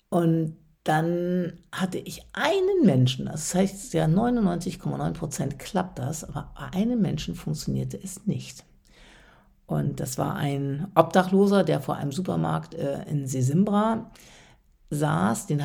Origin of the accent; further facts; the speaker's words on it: Westerstede, Lower Saxony, Germany; now in Hamburg, Germany; wie in meiner Heimat in Westerstede, und das ist ja hier in Hamburg auch so häufig gegangen und gäbe, noch ein freundliches